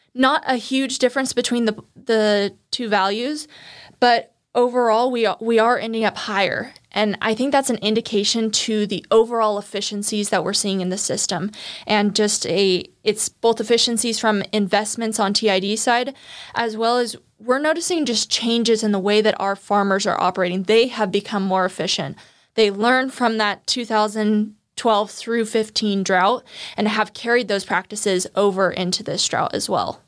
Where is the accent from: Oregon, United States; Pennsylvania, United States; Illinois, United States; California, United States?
California, United States; Turlock; also born or lived in Santa Barbara; I would come back to Turlock, my hometown, during the summers